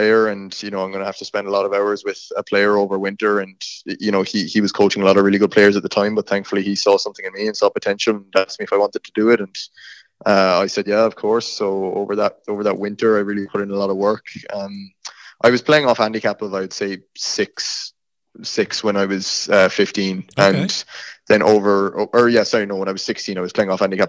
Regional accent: Kinsale, Munster, Ireland; moved away as an adult; now in Louisville, United States; I grew up in, it's just a small town called Kinsale down the south of Ireland.

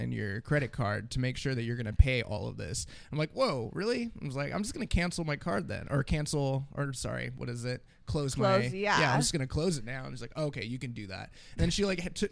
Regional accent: California, United States; I was from California

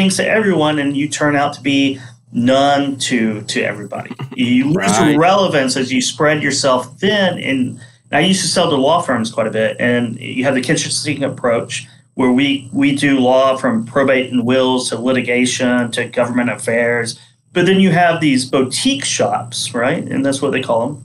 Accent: Oklahoma, United States; moved away as an adult; also born or lived in New York; now in Chattanooga, United States; I grew up in Oklahoma, moved from there to Chattanooga, Tennessee, where I'm at now about a year ago to join FreightWaves

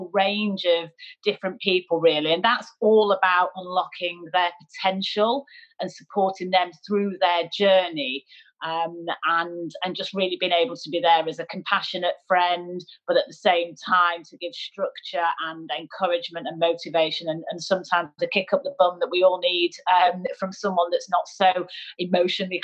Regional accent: Manchester, North West England, United Kingdom; moved away as an adult; I'm a northerner, I'm a Mancunian

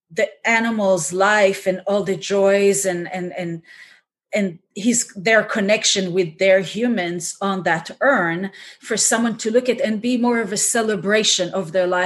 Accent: Israel; moved away as an adult; now in United States; I was um, born and raised in Israel, but now I live in the States and my whole family is still in Israel.

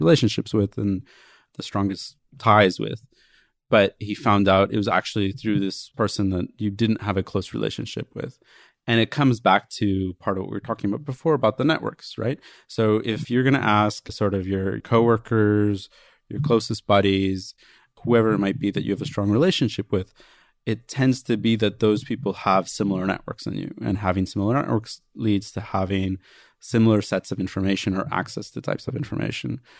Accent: Princeton, New Jersey, United States; moved away; Princeton, which is my hometown

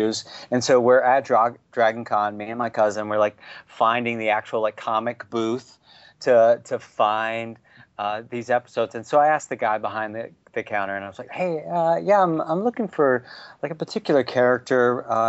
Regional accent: Alabama, United States; I grew up in Alabama

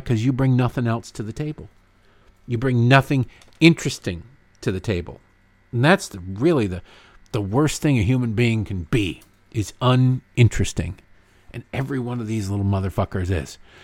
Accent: United States; I'm an American

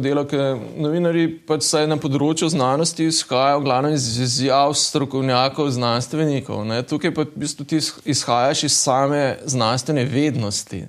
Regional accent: Slovenia

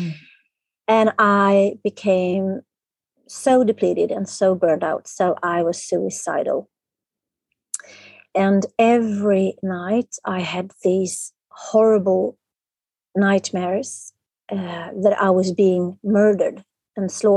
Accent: Stockholm, Stockholm County, Sweden; I'm from Sweden, Stockholm, the capital of Sweden.

